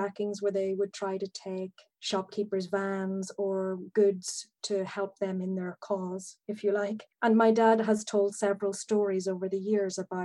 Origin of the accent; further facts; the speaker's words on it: Northern Ireland, United Kingdom; the legacy for me of growing up in Northern Ireland